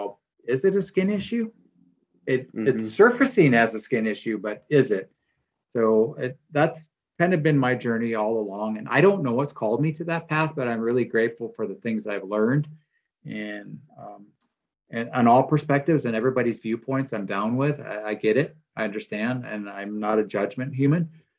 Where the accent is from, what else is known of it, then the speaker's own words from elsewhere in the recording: Midwest, United States; how I grew up in the Midwest